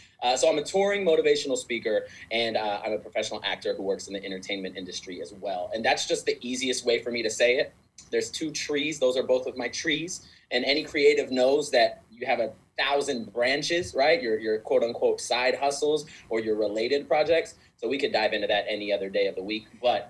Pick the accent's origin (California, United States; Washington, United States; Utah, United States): California, United States; born there; also born or lived in Korea / Germany / Panama / Kentucky; I was born in California in a military family, and then I instantly moved all over the world. So Korea, Germany, Panama, the country, not Florida, Panama, Kentucky, Virginia, Florida, then Texas.